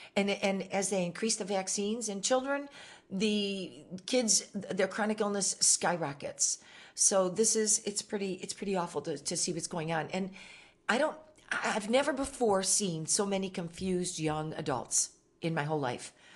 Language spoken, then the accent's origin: English; Michigan, United States; moved away; I'm from Michigan originally